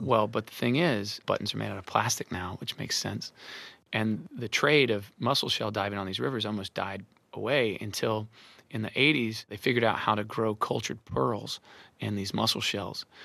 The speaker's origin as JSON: {"language": "English", "region": "Arkansas", "country": "United States", "tie": "born or raised there", "said": "I grew up in Arkansas"}